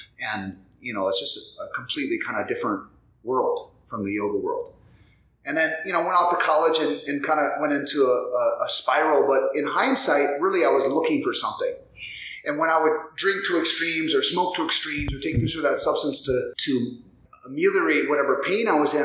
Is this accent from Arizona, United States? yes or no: no; South Dakota, United States; moved away as an adult; now in Minneapolis, United States; I grew up in South Dakota, graduated high school in 1993.